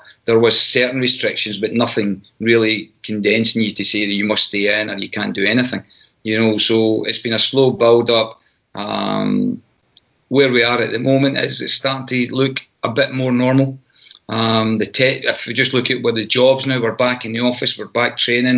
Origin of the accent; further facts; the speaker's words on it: Scotland, United Kingdom; moved away as an adult; now in United States; I'm Scottish. I'll return home at some stage.